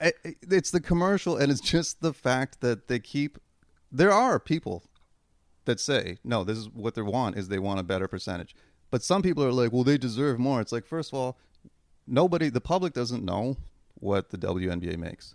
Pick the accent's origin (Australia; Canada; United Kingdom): Canada; I'm fucking Canadian